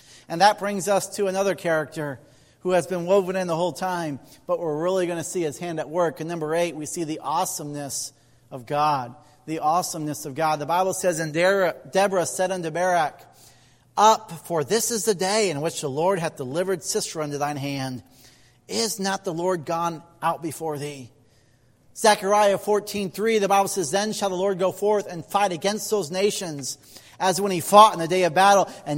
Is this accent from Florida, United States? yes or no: no; Indiana, United States; I'm from Indiana.